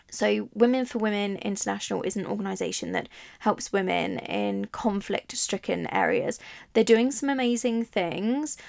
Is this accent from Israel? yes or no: no; Italy; now in England; I grew up in Italy